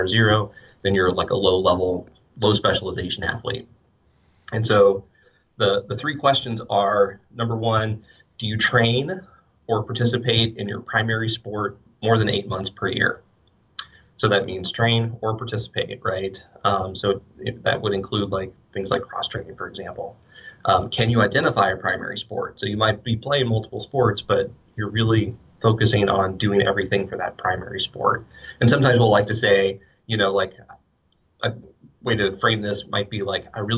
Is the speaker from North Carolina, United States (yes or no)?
yes; Western North Carolina, United States; now in Wisconsin, United States; I grew up in a small town in Western North Carolina